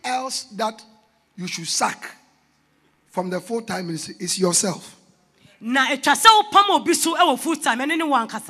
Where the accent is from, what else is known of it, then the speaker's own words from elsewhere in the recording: Accra, Greater Accra, Ghana; I'm from Accra. I go to Tema New Town.